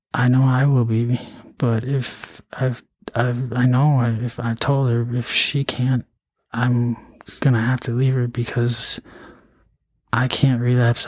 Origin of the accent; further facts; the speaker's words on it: Eau Claire, Wisconsin, United States; also born or lived in St. Cloud, Minnesota; I went to you know high school in Eau Claire, Altoona. I mean, um, I was born in Eau Claire.